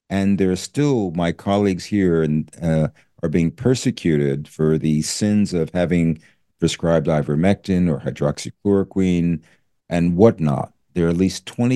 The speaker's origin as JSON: {"language": "English", "town": "Philadelphia", "region": "Pennsylvania", "country": "United States", "tie": "born or raised there", "moved": "as an adult", "lives_now": "New Zealand", "said": "I was born in Philadelphia, grew up in Philadelphia."}